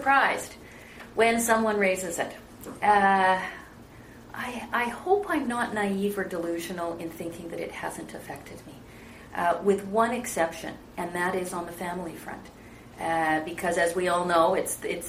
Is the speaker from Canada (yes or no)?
yes; British Columbia, Canada; also born or lived in England; my family in Canada